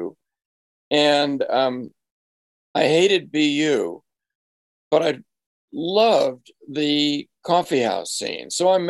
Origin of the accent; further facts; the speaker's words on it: Marblehead, Massachusetts, United States; I found in an antique store in my hometown of Marblehead, Massachusetts.